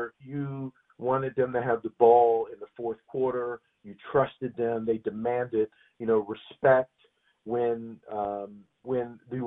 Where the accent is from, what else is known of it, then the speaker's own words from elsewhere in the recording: McKeesport, Pennsylvania, United States; I grew up outside of Pittsburgh